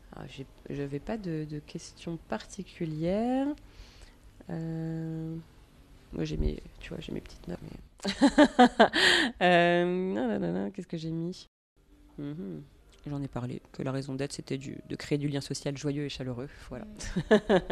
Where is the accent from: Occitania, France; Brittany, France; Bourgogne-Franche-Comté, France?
Bourgogne-Franche-Comté, France; Dijon; moved away as an adult; also born or lived in Paris; Dijon, qui est dans, ma région natale